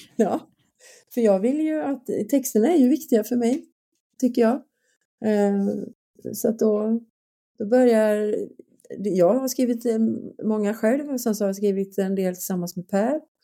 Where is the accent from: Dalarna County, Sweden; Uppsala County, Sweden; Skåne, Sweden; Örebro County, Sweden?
Skåne, Sweden; jag är från Skåne